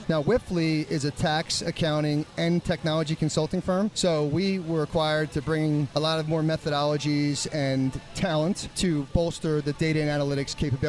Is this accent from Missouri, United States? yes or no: no; Springfield, Pennsylvania, United States; also born or lived in Toronto, Canada; So I'm from Springfield, Delaware County. So I'm born and raised Philadelphia guy.